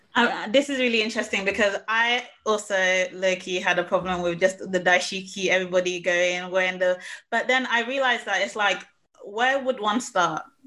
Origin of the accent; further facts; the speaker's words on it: Nigeria; I'm Nigerian